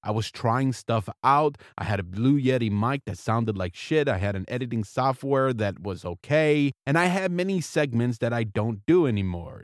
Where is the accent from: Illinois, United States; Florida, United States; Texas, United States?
Florida, United States; South; moved away as an adult; also born or lived in Seattle, Washington / Key West, Florida / Baltimore, Maryland / Alameda, California; now in Irvine, United States; I am an American. I was born and raised in South Florida